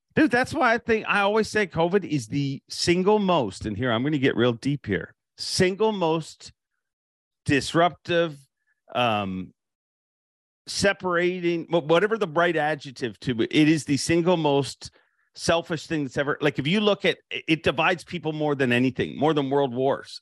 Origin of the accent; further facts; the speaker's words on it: Canada; I'm Canadian